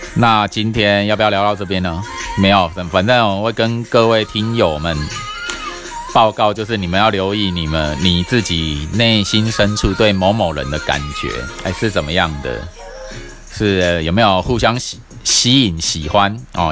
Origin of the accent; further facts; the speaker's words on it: Taiwan; 我们台湾人亚洲人